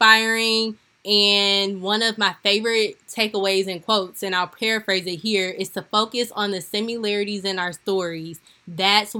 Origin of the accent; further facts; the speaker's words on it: St. Louis, Missouri, United States; my hometown of St. Louis, Missouri